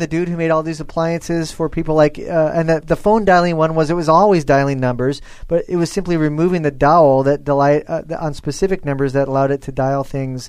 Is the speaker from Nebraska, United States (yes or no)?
yes; Nebraska, United States; I'm from Nebraska, the beef state